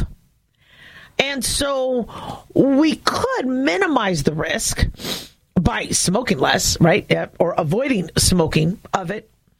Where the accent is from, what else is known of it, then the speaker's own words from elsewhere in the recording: Nevada, United States; I'm from Nevada